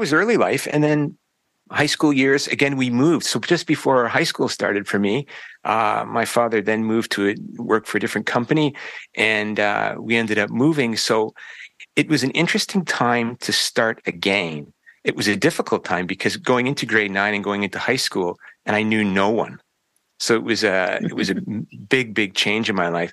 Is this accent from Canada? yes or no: yes; Chatham, Ontario, Canada; also born or lived in Windsor, Ontario; I grew up here in Ontario. In fact, I've spent my entire life in this province